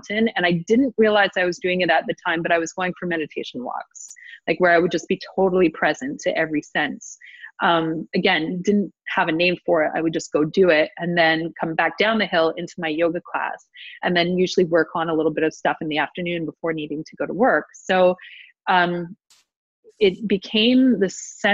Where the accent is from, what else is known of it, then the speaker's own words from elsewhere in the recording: Ottawa, Ontario, Canada; moved away; I'm from Ottawa